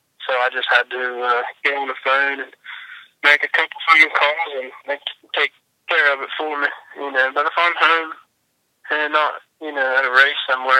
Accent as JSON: {"language": "English", "town": "Marietta", "region": "Ohio", "country": "United States", "said": "I'm a pipefitter. I'm 168, Marietta, Ohio."}